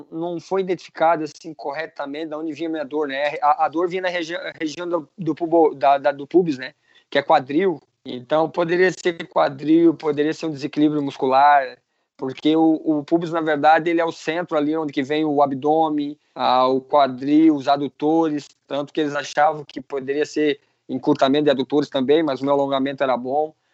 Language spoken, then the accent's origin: Portuguese; Gaspar, Santa Catarina, Brazil; Sou da cidade de Gaspar, no lado de Brusque.